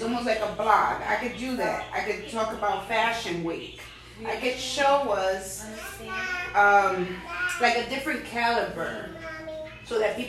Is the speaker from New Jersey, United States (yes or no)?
no; New York, United States; born there; And I love doing the immigrant angle because I'm an immigrant. I was born in New York.